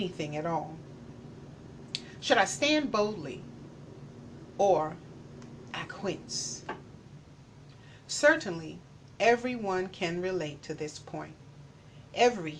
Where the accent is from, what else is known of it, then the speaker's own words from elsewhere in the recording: Manchester, Georgia, United States; also born or lived in LaGrange, Georgia; Growing up in Manchester, racial problems in my little hometown paled to comparison to some other southern towns.